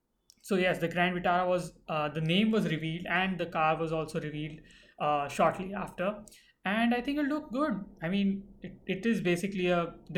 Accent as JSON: {"language": "English", "town": "Mumbai", "region": "Maharashtra", "country": "India", "tie": "born or raised there", "said": "I was brought up in Mumbai"}